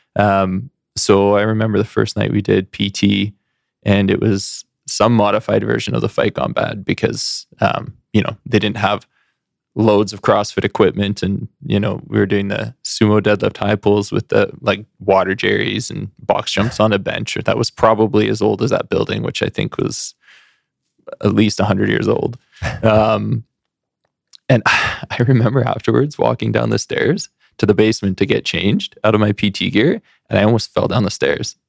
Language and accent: English; Surrey, British Columbia, Canada; moved away; also born or lived in Burnaby / Edmonton; growing up in Surrey